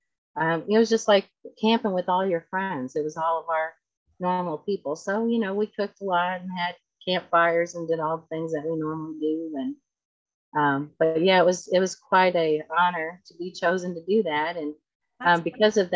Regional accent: Texas, United States; moved away; I grew up in Texas, so we make Tex-Mex all the time

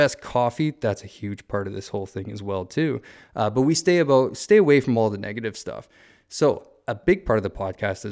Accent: Southern Ontario, Canada; moved away; I grew up in Southern Ontario

